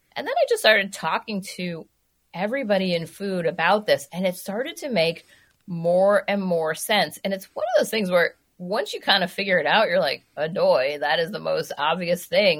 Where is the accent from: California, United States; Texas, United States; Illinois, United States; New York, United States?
New York, United States; New York City; now in Minnesota, United States; I grew up in New York City